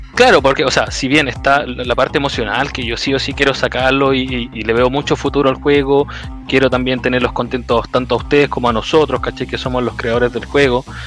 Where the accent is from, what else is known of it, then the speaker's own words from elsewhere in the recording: Santiago, Santiago Metropolitan Region, Chile; also born or lived in Conchalí, Santiago; soy de, Santiago, de la comuna, nací en Quinta Normal y ahora vivo en Conchalí Alto